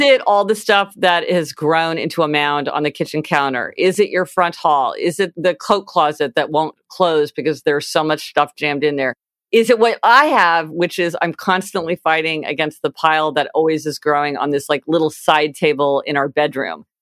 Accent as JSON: {"language": "English", "town": "Kansas City", "country": "United States", "tie": "born or raised there", "moved": "yes", "lives_now": "New York City, United States", "said": "I grew up in Kansas City"}